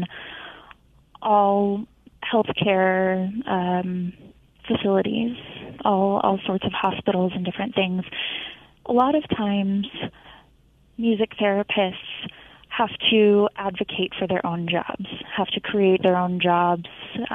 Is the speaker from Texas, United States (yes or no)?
yes; Texas, United States; moved away as an adult; now in Colorado, United States; I am not a Colorado native. I am actually from Texas. I moved here about 5 years ago for my graduate degree in music therapy